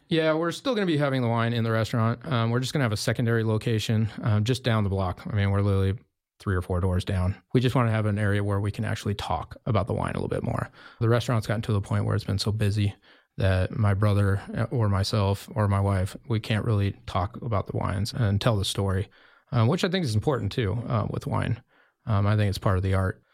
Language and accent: English; Jackson, Wyoming, United States; moved away as an adult; also born or lived in Oregon / Bend, Oregon; now in Carlton, United States; I grew up in Jacksonville, Wyoming